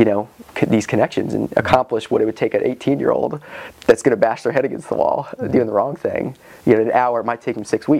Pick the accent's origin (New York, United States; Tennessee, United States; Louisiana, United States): Tennessee, United States; Johnson City; also born or lived in Scotland / Iowa / Wisconsin; I grew up in Johnson City. I was born in Scotland.